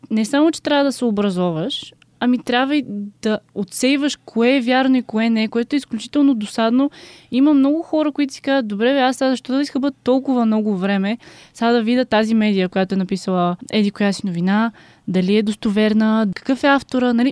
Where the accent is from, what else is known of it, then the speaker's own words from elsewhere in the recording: Bulgaria; все пак съм българка, българка от Марс, но никога не съм се сблъскала с българската политическа сцена.